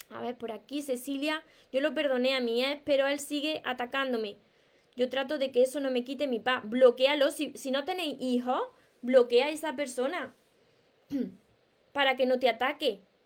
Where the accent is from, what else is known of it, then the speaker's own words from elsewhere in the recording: Córdoba, Andalusia, Spain; accent: Andalusian; sabéis que yo soy soy andaluza, soy cordobesa, me como la S, me como las palabras